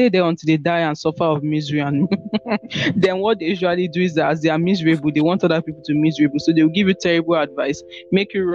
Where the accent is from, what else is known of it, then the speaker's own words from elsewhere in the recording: Lagos, Nigeria; Born and raised in Lagos